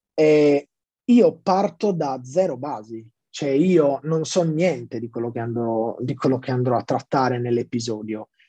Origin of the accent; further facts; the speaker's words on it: Sassari, Sardinia, Italy; sono nato a Sassari